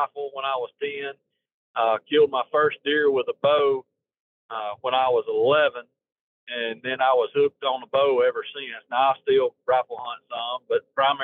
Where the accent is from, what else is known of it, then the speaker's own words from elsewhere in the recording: Marshall County, Northeast Alabama, United States; I grew up in Marshall County in Northeast Alabama.